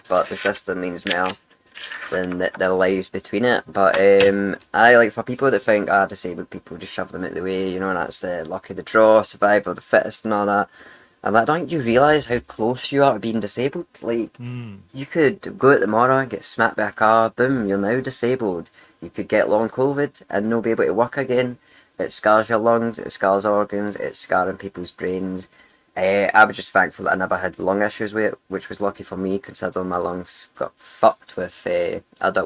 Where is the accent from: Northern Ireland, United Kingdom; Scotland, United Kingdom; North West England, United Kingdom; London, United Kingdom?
Scotland, United Kingdom; Glasgow; I grew up in Glasgow